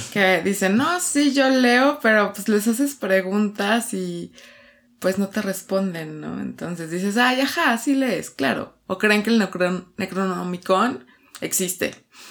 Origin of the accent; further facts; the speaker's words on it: Mexico City, Mexico; de aquí, de, de, la Ciudad de México